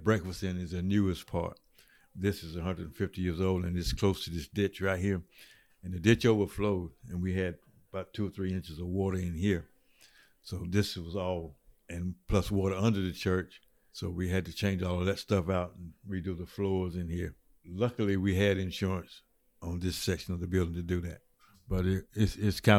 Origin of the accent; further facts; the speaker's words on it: Washington, North Carolina, United States; I live east of Washington, about 5 miles out. I was born and raised here